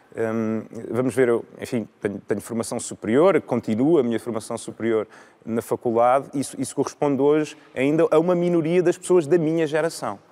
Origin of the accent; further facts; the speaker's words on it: Viseu, Centro, Portugal; now in Lisbon, Portugal; eu sou de Viseu, em, em, Viseu tinha já uma oferta cultural rica